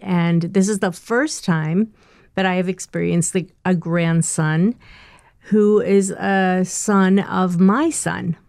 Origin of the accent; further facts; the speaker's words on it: Northeast, United States; I'm not from the South, I'm from the Northeast